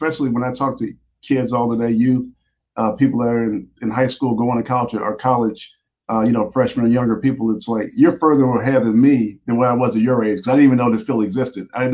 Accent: Houston, Texas, United States; also born or lived in Missouri City, Texas; I grew up in Houston, Texas, in a sports and education environment

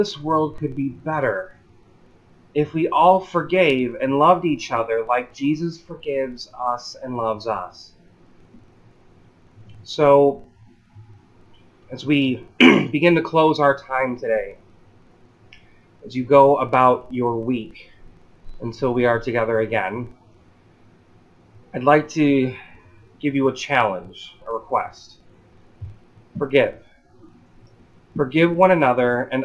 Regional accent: Illinois, United States; I'm from Illinois

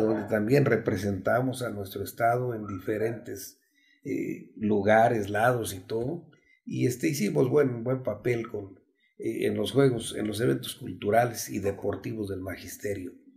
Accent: El Arenal, Hidalgo, Mexico; el nombre de mi pueblo y el nombre de mi municipio, que es el Arenal Hidalgo

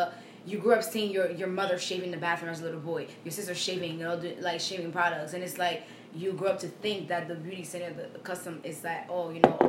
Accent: Haiti; moved away; I'm from Haiti, right?

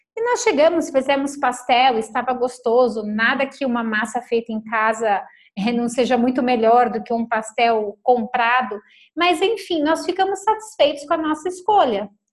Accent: São Paulo, Brazil; now in Lagoa Santa, Brazil; nós somos de São Paulo

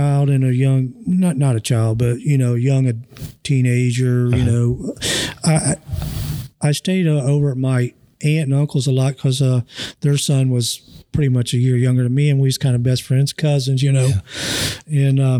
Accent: Hamilton, Ohio, United States; I'm originally from Hamilton. Okay. My parents are from Hamilton and went to Fairfield, you know, but I lived in Fairfield Township, still called basically Hamilton, you know, the zip code and whatnot. But grew up there pretty much my entire life, and just happened to move out here.

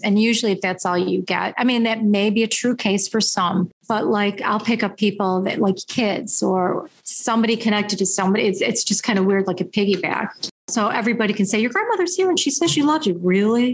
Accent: Niagara Falls, New York, United States; now in Buffalo, United States; I was born in Niagara Falls, New York, the American side

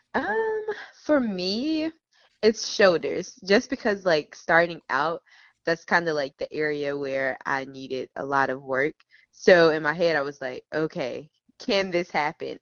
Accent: Memphis, Tennessee, United States; now in Charlotte, United States; I am originally from Memphis, Tennessee, born and raised, and um, I currently live in Charlotte, North Carolina

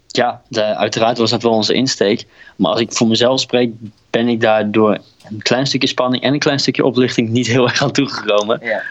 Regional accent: Drenthe, Netherlands; moved away; ik kom oorspronkelijk uit Drenthe

